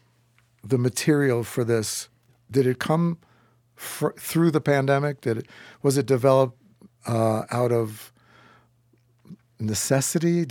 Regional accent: New York City, New York, United States; I'm from New York City

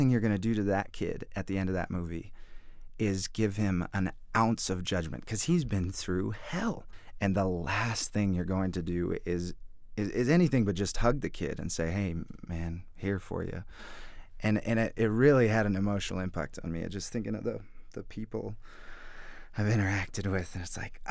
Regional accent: the Northwest, Pacific Northwest, United States; I grew up in the Northwest

